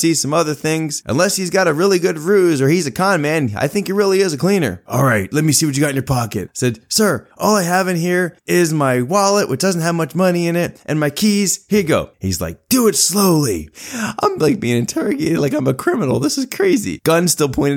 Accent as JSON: {"language": "English", "area": "Philadelphia suburbs", "region": "Pennsylvania", "country": "United States", "tie": "born or raised there", "said": "growing up in the Philadelphia area, the Philadelphia suburbs"}